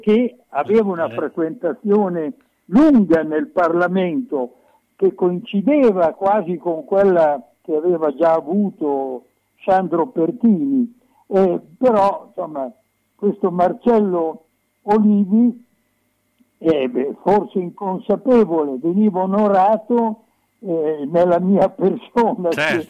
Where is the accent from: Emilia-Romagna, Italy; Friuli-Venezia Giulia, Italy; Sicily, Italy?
Emilia-Romagna, Italy; Bologna; da emiliano, da bolognese